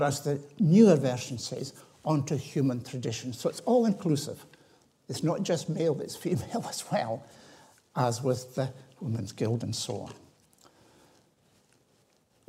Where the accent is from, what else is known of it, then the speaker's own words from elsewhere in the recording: Tiree, Scotland, United Kingdom; I was brought up in the Highlands. I was brought up in Tyree